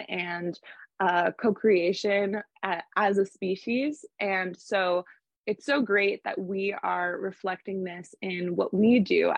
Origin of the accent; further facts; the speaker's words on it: Portland, Maine, United States; my hometown, Portland, Maine.